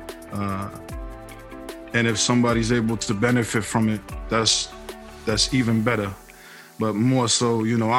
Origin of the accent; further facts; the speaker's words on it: Boston, Massachusetts, United States; I was born 1980 in Boston, Mass.